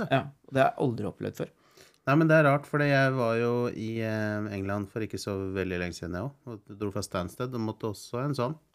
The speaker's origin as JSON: {"language": "Norwegian", "country": "Norway", "said": "vi som nordmenn"}